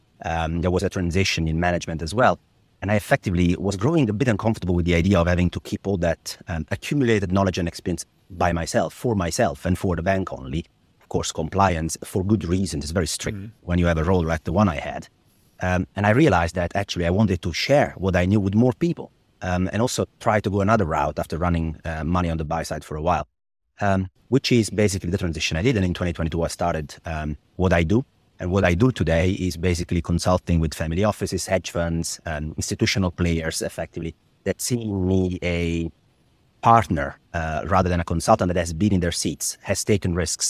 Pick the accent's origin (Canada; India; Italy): Italy; English is a second language; My mother was the treasurer of a small regional Italian bank in my hometown, which meant that she was very involved in Italian bond market to start